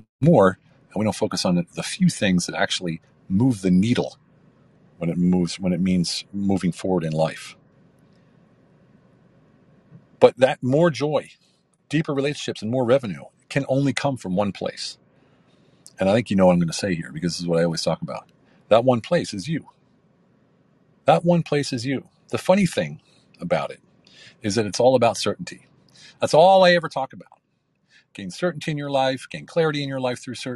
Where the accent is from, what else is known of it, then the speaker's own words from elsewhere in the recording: United States; also born or lived in Hungary; now in Turkey; I'm an American military veteran living between Hungary and Turkey